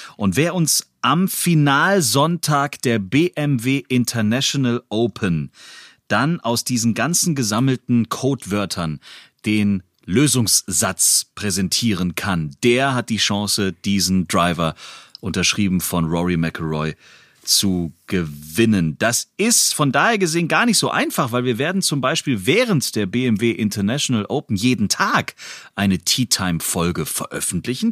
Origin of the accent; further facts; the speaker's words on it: Stuttgart, Baden-Württemberg, Germany; ich als Stuttgarter